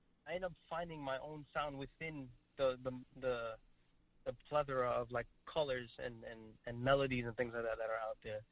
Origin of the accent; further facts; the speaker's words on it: Trinidad & Tobago; I'm from Trinidad and Tobago, and culture is very multi-diverse